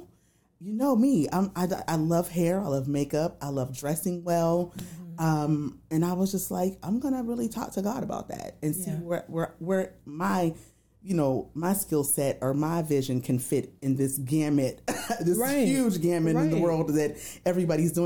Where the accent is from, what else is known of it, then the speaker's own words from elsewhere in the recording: Youngstown, Ohio, United States; moved away as an adult; now in Wilmington, United States; Born and raised in Youngstown, Ohio.